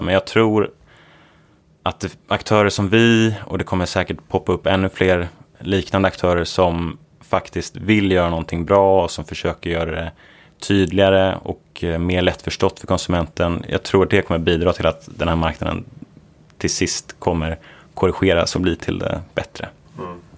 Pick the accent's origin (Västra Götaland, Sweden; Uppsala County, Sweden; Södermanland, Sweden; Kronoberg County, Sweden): Uppsala County, Sweden; Uppsala; moved away as an adult; also born or lived in Gothenburg / Stanford, United States; Så jag är uppvuxen i Uppsala, trivdes väldigt bra där